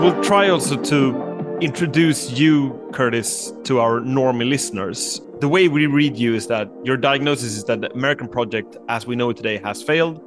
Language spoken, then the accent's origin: English; Sweden; we come from Sweden